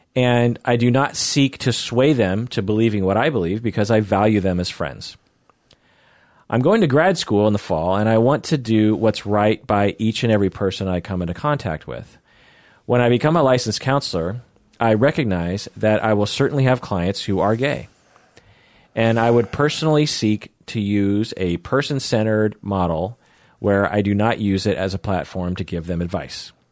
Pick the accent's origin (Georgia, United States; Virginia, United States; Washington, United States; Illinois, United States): Washington, United States; Seattle; I'm a Seattleite